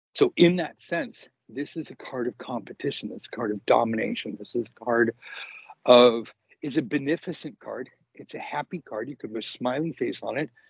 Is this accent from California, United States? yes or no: yes; Los Angeles, California, United States; I grew up in Los Angeles